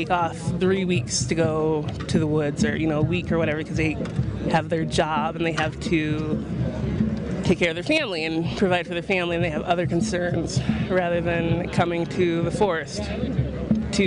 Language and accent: English; North Dakota, United States; I'm from North Dakota